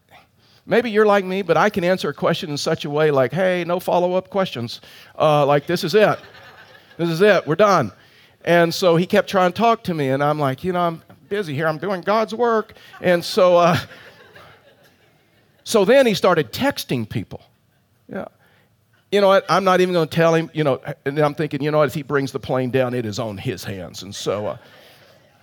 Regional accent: Colorado, United States; I'm from Colorado

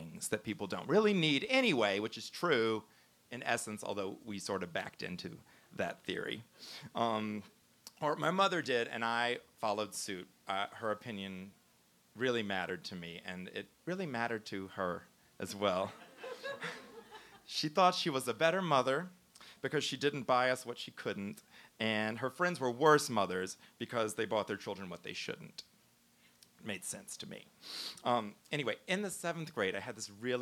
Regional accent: Baton Rouge, Louisiana, United States; moved away; also born or lived in Chicago; I'm from Baton Rouge, but I was living in Chicago.

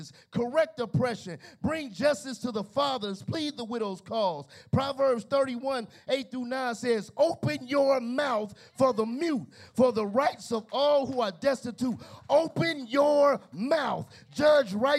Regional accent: Chicago, Illinois, United States; now in Gary, Indiana, United States; I'm from Chicago

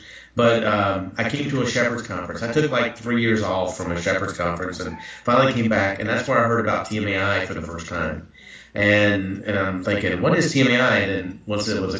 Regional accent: the South, United States; I'm from the South

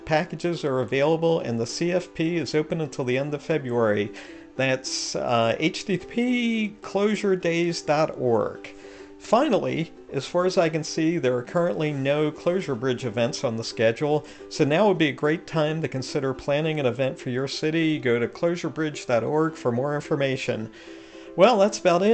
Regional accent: Philadelphia, Pennsylvania, United States; my hometown of Philadelphia, Pennsylvania

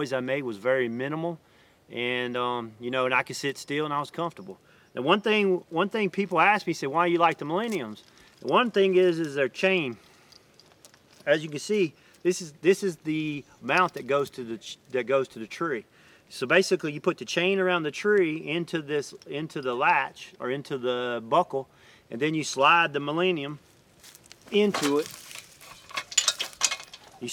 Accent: Mississippi, United States; my hometown in Mississippi

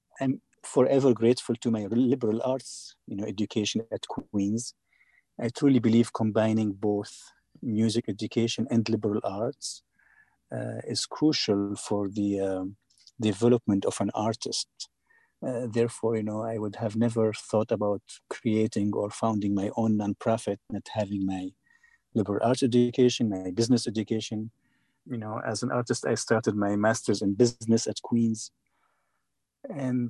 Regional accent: Syria; now in Atlanta, United States; my country, you know, which is a dictatorship

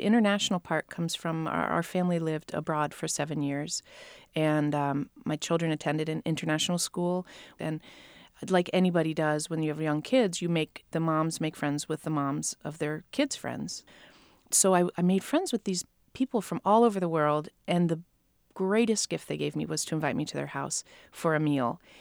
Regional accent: Ohio, United States; moved away; I was raised in Ohio.

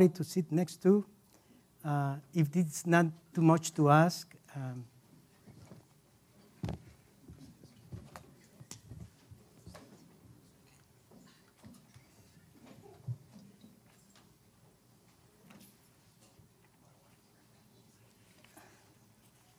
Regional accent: Costa Rica; moved away as an adult; now in United States; I am originally from Costa Rica. 17 years ago, I came here

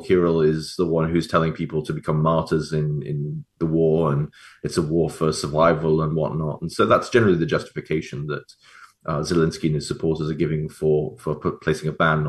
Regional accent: England, United Kingdom; as an English Catholic

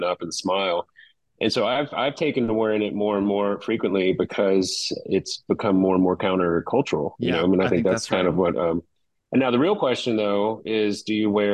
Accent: Baton Rouge, Louisiana, United States; now in Hilton Head Island, United States; I grew up in Baton Rouge, got hit by hurricanes all the time.

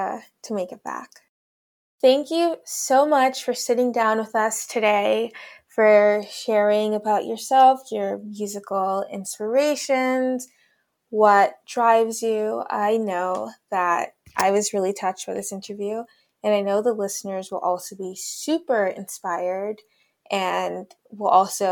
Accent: Sierra Leone; I'm from Sierra Leone, the land of the lions.

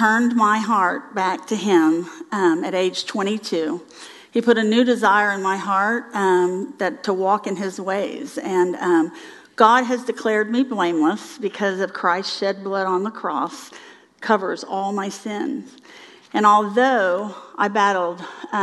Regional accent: Miami, Florida, United States; I'm from Miami, so beach girl

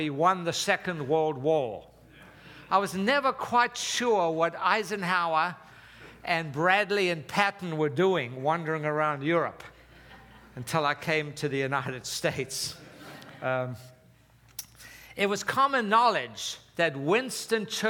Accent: Durban, KwaZulu-Natal, South Africa; moved away; I was born and raised in South Africa

